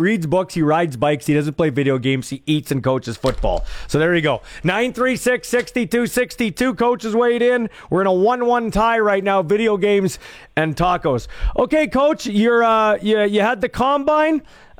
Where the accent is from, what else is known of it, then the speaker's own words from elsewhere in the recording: Canada; I'm a nationalist, I'm Canadian, I love the Canadian Football League, I grew up with it.